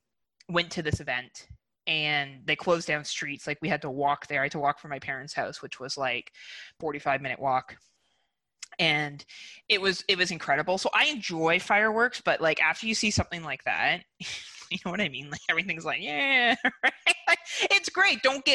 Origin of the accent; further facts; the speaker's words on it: Burlington, Ontario, Canada; I'm from Burlington, Ontario.